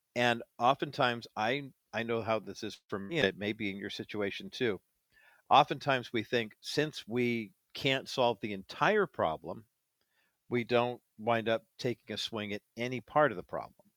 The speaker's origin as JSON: {"language": "English", "area": "near Alhambra/Orange County", "region": "California", "country": "United States", "tie": "born or raised there", "said": "I grew up near Almadena"}